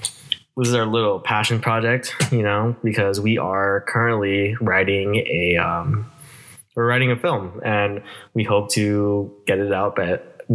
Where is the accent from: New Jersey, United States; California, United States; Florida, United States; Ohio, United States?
California, United States; Vallejo; I was also born and raised here in Vallejo.